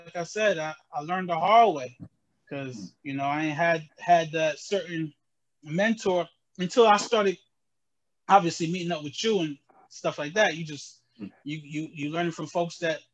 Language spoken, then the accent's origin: English; Albany, New York, United States; also born or lived in Jamaica / Poughkeepsie, New York; when we moved to Albany, I was about 10 years old